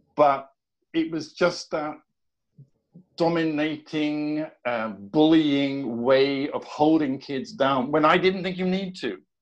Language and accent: English; southern part of England, United Kingdom; moved away as an adult; now in Sweden; I'm British by by birth and by nature